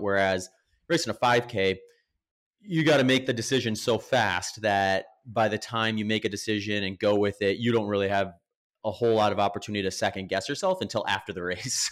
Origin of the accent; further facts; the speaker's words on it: Wisconsin, United States; moved away as an adult; also born or lived in Northern California / Phoenix, Arizona; now in Austin, United States; I grew up in Wisconsin, lived there for about 20 years.